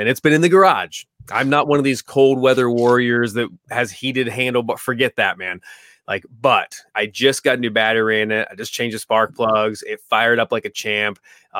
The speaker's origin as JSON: {"language": "English", "region": "California", "country": "United States", "tie": "born or raised there", "said": "Yeah, man, I grew up in California for like 38 years."}